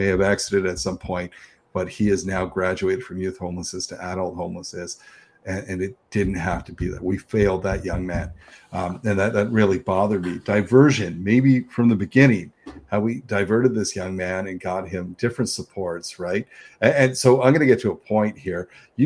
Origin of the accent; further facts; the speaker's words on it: Niagara, Ontario, Canada; now in Toronto, Canada; I'm from Niagara. You talk about not being from, but I went from Niagara to Toronto